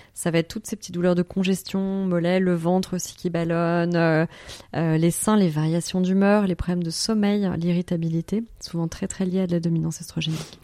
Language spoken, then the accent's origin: French; Paris, Île-de-France, France; moved away as an adult; je suis parisienne pure souche de base